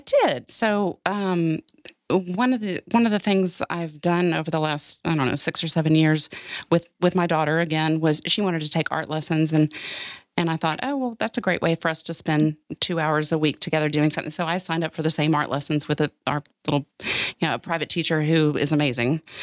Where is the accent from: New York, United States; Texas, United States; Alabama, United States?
Texas, United States; Austin; also born or lived in Dallas; I grew up in Austin, Texas